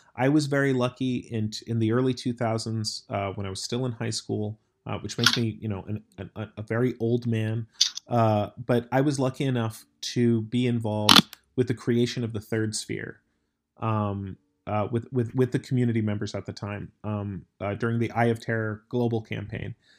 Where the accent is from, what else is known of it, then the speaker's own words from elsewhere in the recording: United States; I'm American